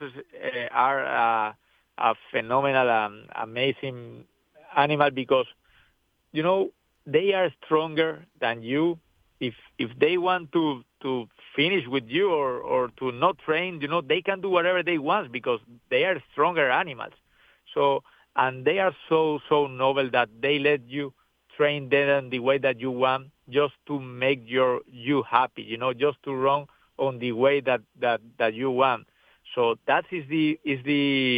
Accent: Venezuela; English is a second language; moved away as an adult; now in United States; I'm very grateful to come from Venezuela. I spent my first years over there

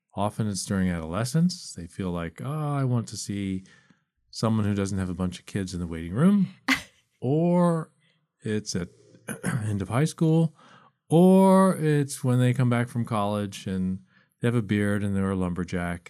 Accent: East Coast, United States; I grew up on the East Coast

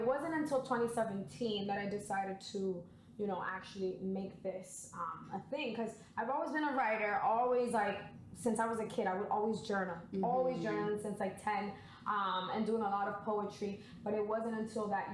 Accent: Lawrence, Massachusetts, United States; also born or lived in Boston, Massachusetts; I'm from Lawrence, Massachusetts. Boston is definitely my second home because, you know, I went to school out here.

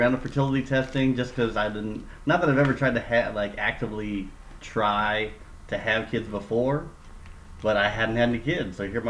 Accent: Philippines; That's just me being Filipino.

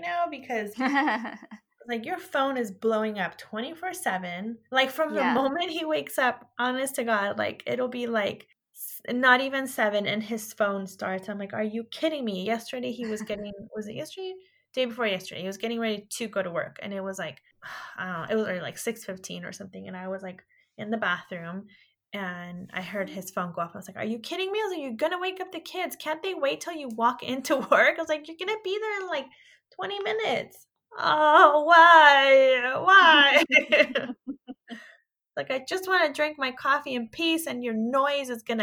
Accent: California, United States; I'm from California, and I'm just an hour and a half of Modesto

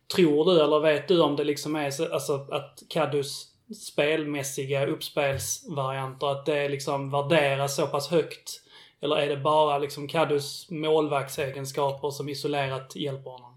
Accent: Billeberga, Skåne, Sweden; jag är uppväxt i, i Billeberg

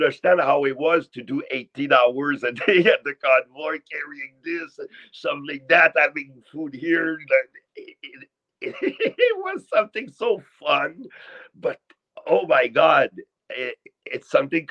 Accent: Canada; being a Canadian

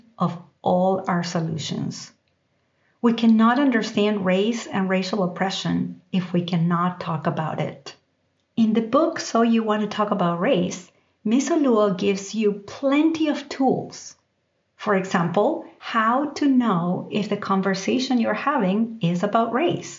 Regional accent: Argentina; now in United States; growing up in Argentina, I didn't have to think about race. And even as I moved to the United States

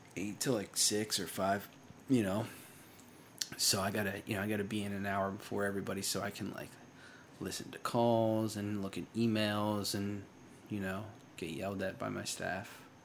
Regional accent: Waretown, New Jersey, United States; also born or lived in Bridgeport, Connecticut; my grandfather had a summer house in a little town called Waretown, uh, outside of Long Beach Island, New Jersey, in, uh, the southern, southeastern part of New Jersey, uh, for anyone that knows that area. And, uh, I, I grew up there

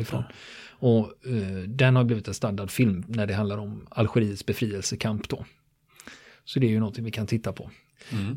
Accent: Sweden; för mig som svensk

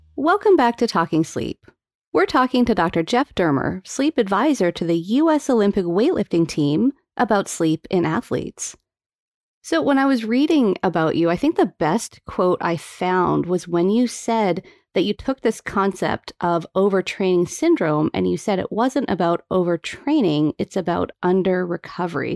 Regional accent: Calgary, Alberta, Canada; I grew up in Calgary

